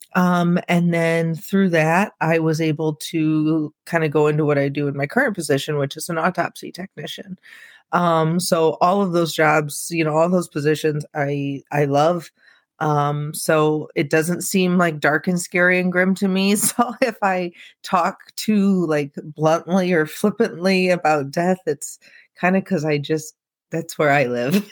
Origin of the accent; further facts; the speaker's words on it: Peoria, Illinois, United States; I live he, in central Illinois, I'm in Peoria. Um, I haven't always been here, you know, I've left and come back, but we kinda joke that it's like a black hole, like, it seems like everybody who moves away eventually comes back, but probably 'cause our families are here